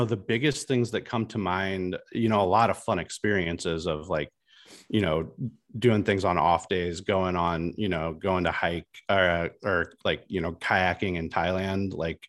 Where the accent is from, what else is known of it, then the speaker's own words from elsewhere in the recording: Midwest, United States; I was a kid from the Midwest, like a fairly small town in the Midwest, who went to grade school and high school with a bunch of people who looked and sounded and acted exactly like me.